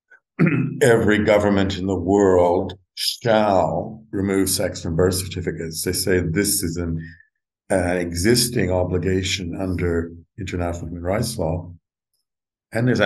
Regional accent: Alberta, Canada; now in London, United Kingdom; I grew up in Alberta

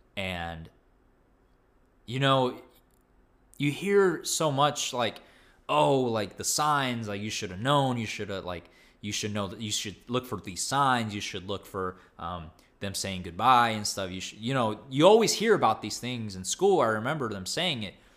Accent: Texas, United States; as a Texan

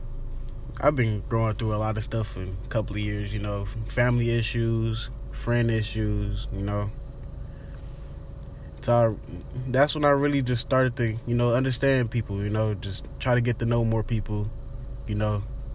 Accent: Detroit, Michigan, United States; from Detroit, Michigan

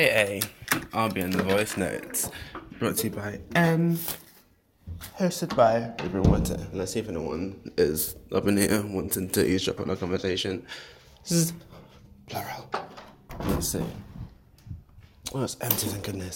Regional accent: United Kingdom; I'm British as well

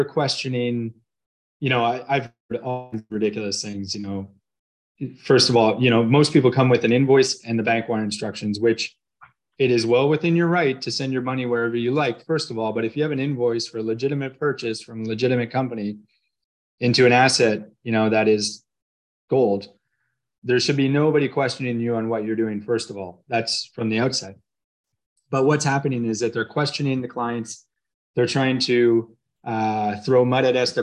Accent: Canada; I'm Canadian

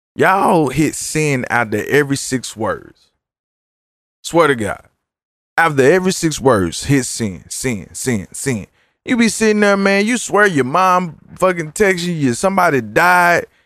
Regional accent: Dallas, Texas, United States; I'm from South Dallas

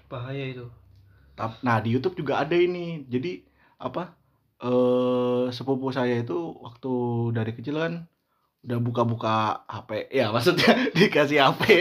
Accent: Java, Indonesia; saya sebagai orang Jawa yang sudah tua ini

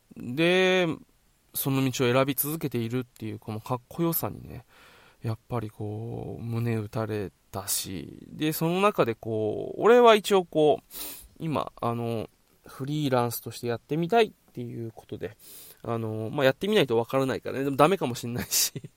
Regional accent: Okinawa, Japan; also born or lived in Tokyo; 地元沖縄に

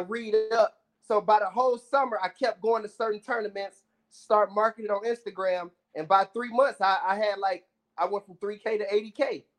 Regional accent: Detroit, Michigan, United States; You know what? Big time. My dad was, I was so young, but my dad used to take me to the Bad Boys games, like Isaiah Thomas and all them.

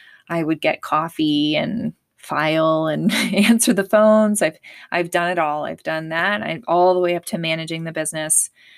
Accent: Pennsylvania, United States; I was born and raised in Pennsylvania, so I'm a proud Pennsylvanian, and I love it.

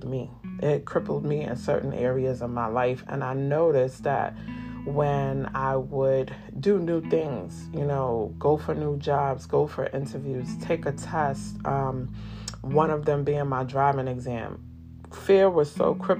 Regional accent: New York City, New York, United States; the Bronx, New York, my hometown.

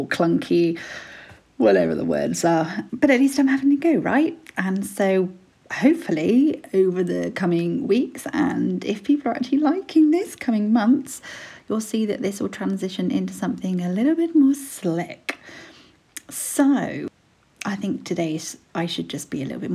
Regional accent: Brighton, South East England, United Kingdom; I'm 36 from Brighton.

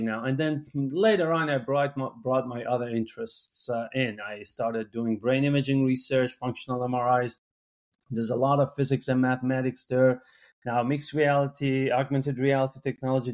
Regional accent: Iran; English is a second language; moved away as an adult; I'm from Iran, and where I went to medical school

